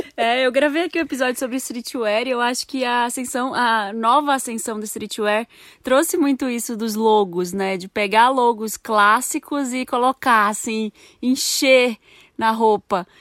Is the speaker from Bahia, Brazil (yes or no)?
no; Belém, Pará, Brazil; moved away; Eu sou de Belém